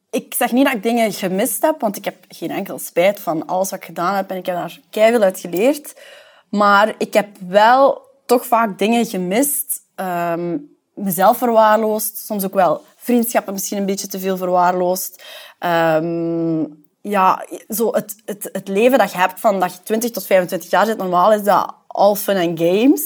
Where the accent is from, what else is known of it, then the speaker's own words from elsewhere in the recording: Temse, Flanders, Belgium; moved away as an adult; now in Antwerp, Belgium; ik ben eigenlijk afkomstig van Temse, Sint-Niklaas